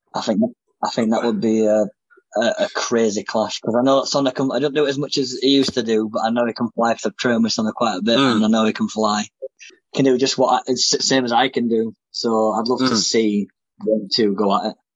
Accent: Bradford, Yorkshire and the Humber, United Kingdom; in Bradford, my hometown.

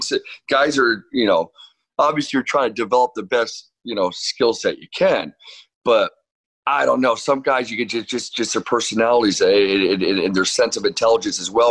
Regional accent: Orange, California, United States; also born or lived in New York / Costa Mesa, California; now in Newport Beach, United States; I grew up in the city of Orange

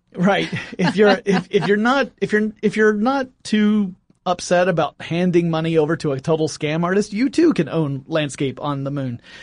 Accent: Oakwood, Georgia, United States; outside of Oakwood, Georgia, which is where I grew up

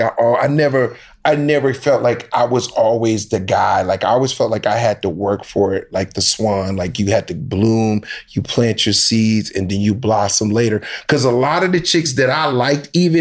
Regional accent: New Jersey, United States; I grew up in Jersey.

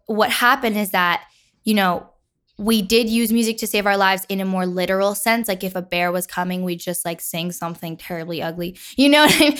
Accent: Nyack, New York, United States; I'm from Nyack, New York.

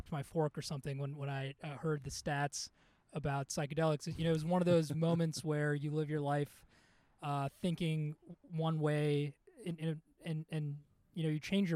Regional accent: Chicago, Illinois, United States; also born or lived in India; Born in India, grew up in Chicago

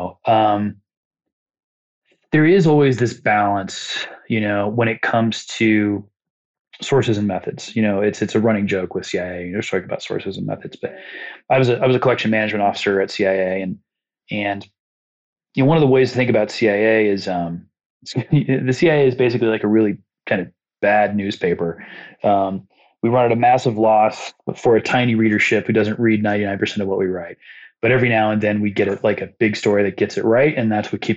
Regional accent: Muncie, Indiana, United States; born or raised there

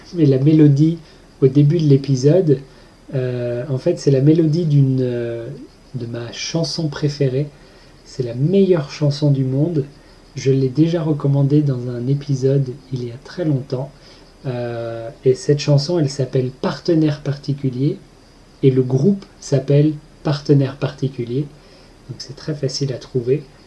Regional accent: Pays de la Loire, France; je viens de Loire-Atlantique, qui est juste à côté de la Bretagne.

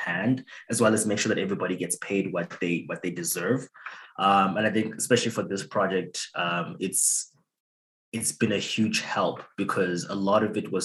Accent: Zimbabwe; moved away as an adult; now in Canada; I grew up in Zimbabwe. I came to Canada in 2015 to study at the university.

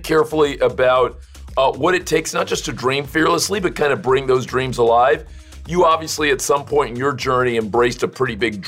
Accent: Miami, Florida, United States; I grew up in Miami, so, you know, relatively big city

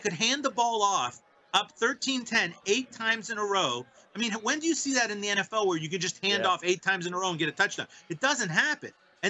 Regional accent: Pittsburgh, Pennsylvania, United States; you're taking a shot at my hometown club.

